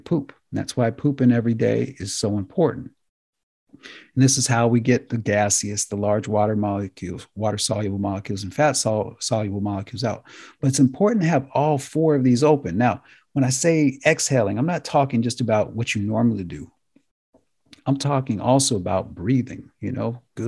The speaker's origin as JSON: {"language": "English", "country": "United States", "said": "as Americans"}